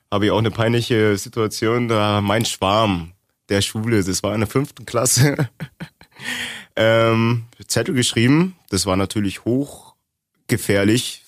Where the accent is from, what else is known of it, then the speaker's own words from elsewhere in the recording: Augsburg, Bavaria, Germany; also born or lived in East Germany; Ich bin seit 99 in Augsburg. 93er Jahrgang, sprich, ich bin mit sechs nach Augsburg gewandert.